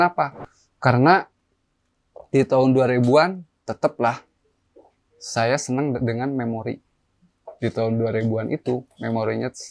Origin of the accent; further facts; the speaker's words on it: West Java, Indonesia; ya nama Jawa Barat tersebut satu saya sebagai warga Jawa Barat.